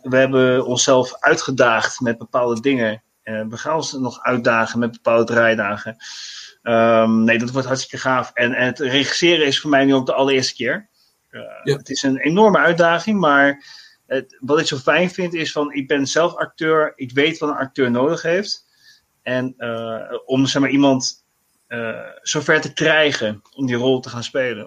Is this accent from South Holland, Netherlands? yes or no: yes; The Hague, South Holland, Netherlands; Ik ehm, woon in Den Haag. Ik kom uit Den Haag